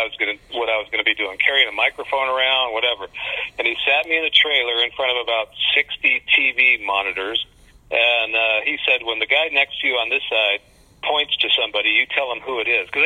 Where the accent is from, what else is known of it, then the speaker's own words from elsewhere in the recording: Las Vegas, Nevada, United States; I grew up in Vegas